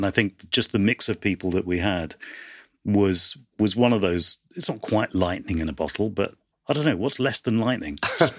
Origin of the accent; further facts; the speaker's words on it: United Kingdom; there was nobody out there that represented our experiences of being British and Asian.